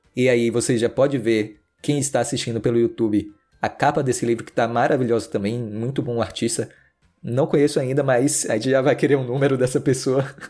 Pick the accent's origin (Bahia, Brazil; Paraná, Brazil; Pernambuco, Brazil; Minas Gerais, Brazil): Bahia, Brazil; Salvador; é da minha terra Salvador, de Salvador